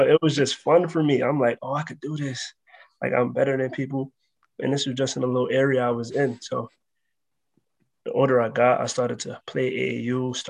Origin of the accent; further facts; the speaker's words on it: New York City, New York, United States; I'm from the Bronx, New York.